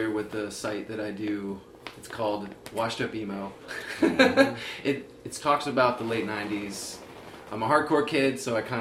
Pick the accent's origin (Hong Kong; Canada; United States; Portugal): United States; Vermont; No, I'm from Vermont originally.